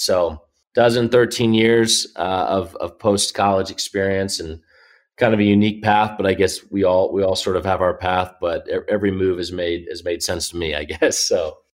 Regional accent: Indianapolis, Indiana, United States; I grew up here in Indy

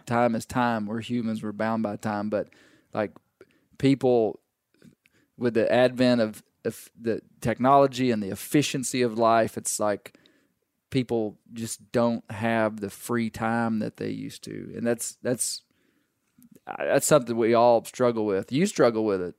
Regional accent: Arkansas, United States; we grew up in Arkansas. We, we grew up this way

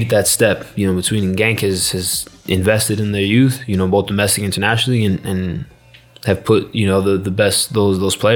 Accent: Jamaica; also born or lived in United States; So I think, look, I I'm Jamaican through and through.

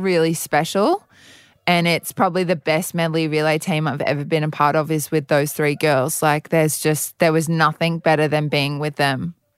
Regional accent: Brisbane, Queensland, Australia; also born or lived in Adelaide, South Australia; I've been in Queensland since I was two in Brisbane

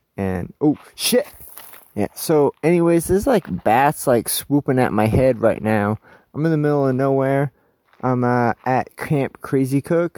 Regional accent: New Hampshire, United States; I'm from the East Coast and from New Hampshire

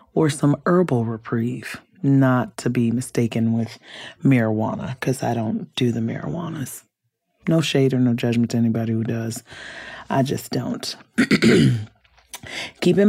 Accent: Compton, California, United States; I grew up in California. I grew up in Compton

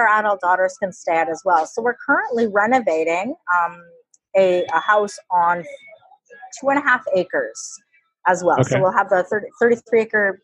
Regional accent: Canada; we're Canadian

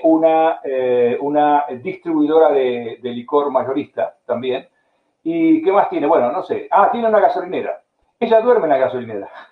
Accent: Argentina; moved away; yo nací en Argentina

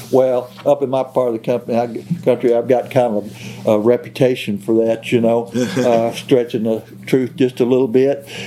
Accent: Mississippi County, Missouri, United States; now in central Missouri, United States; I was raised in Mississippi County, Missouri

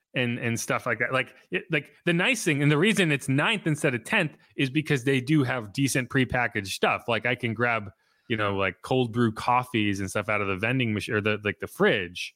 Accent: New England, United States; I'm from New England

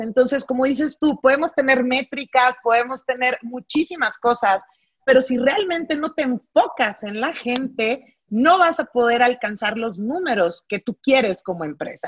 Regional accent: Monterrey, Nuevo León, Mexico; soy de Monterrey, Nuevo León, soy norteña

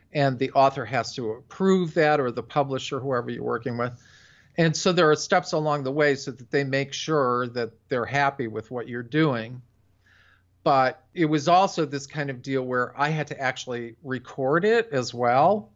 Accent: Buffalo, New York, United States; moved away; I'm from Buffalo originally, so we're very nasal there

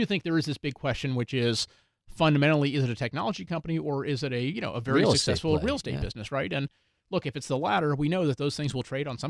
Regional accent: Houston, Texas, United States; I grew up in Houston.

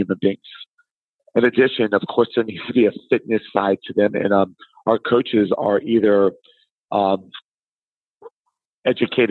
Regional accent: South Florida, United States; I'm from South Florida

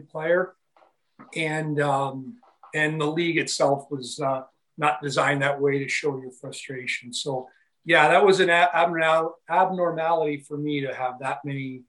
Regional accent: Niagara Falls, Ontario, Canada; a good friend of mine I grew up with here in Niagara Falls

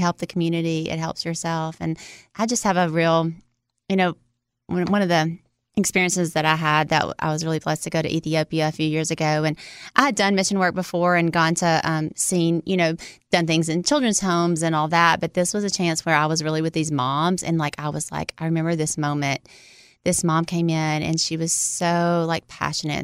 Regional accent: Louisiana, United States; I was born in Louisiana, in America

